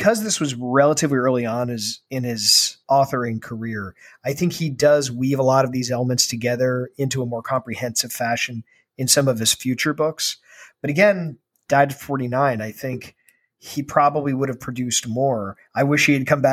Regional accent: Ireland; as an Irishman

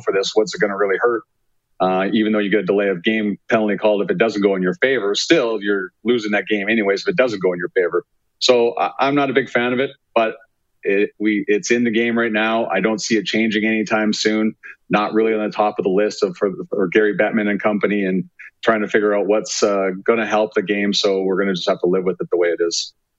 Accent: Calgary, Alberta, Canada; moved away as an adult; now in Winnipeg, Canada; my hometown.

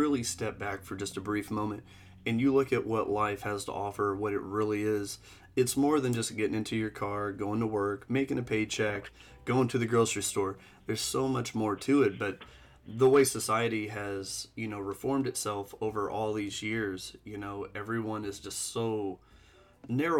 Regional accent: Indiana, United States; we're from Indiana

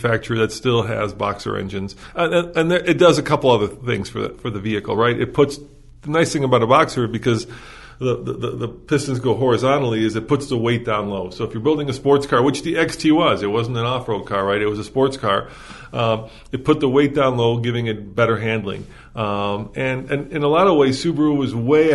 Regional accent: Chicago, Illinois, United States; growing up in Chicago

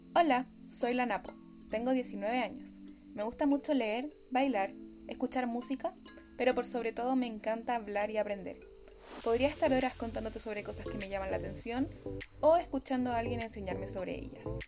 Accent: Chile; mujer chilena neurodivergente

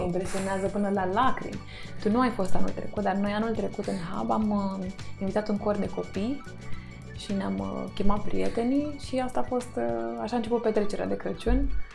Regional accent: Constanța, Constanța County, Romania; moved away; în Constanța, cartierul unde eram

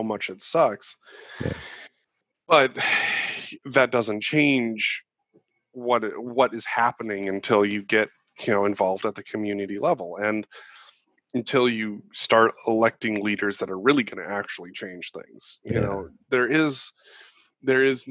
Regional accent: Montana, United States; growing up in Montana, you know, one of the whitest states in the country

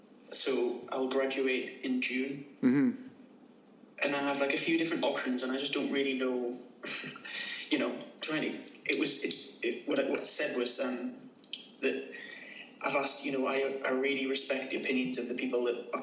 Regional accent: United Kingdom; The UK. Near the border with Scotland.

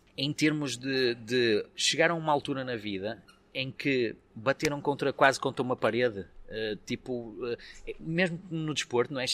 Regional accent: Vila Nova de Famalicão, Norte, Portugal; eu sou de Famalicão

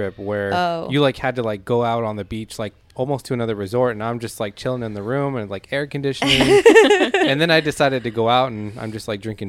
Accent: Southern California, United States; moved away; I grew up in SoCal and it is always a dry heat. The summers where I grew up, it was like 105 for 3-4 months.

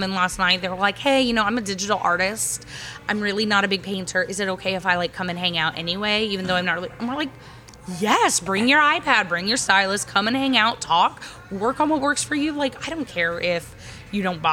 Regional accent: Ogden, Utah, United States; I grew up in Ogden in a small town

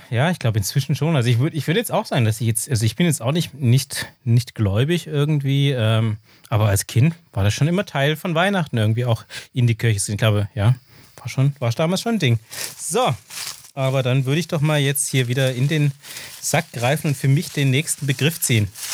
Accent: Austria; accent: klassischer österreichischer Akzent (Austrian); meinen klassischen österreichischen Akzent

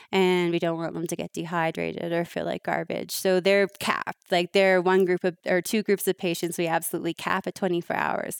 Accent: Toronto, Ontario, Canada; I'm from Canada

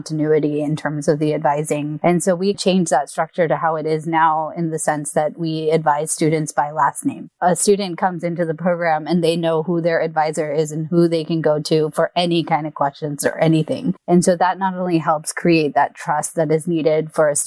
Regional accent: Bay Area, California, United States; moved away as an adult; also born or lived in Irvine, California; I'm from the Bay Area from the beginning, and my entire family is all up here.

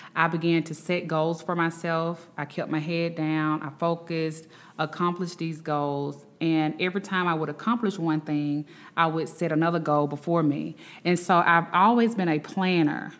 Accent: Birmingham, Alabama, United States; I am from Birmingham, Alabama

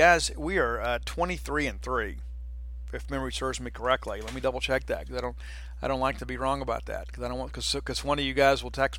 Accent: Columbia, Mississippi, United States; From my hometown, went to East Marion High School. It's interesting how it all kind of shakes up. You know, Colby White from West Marion, Jonathan Abram from East Marion, Logan Cook from Columbia Academy, and I'm from Columbia High School.

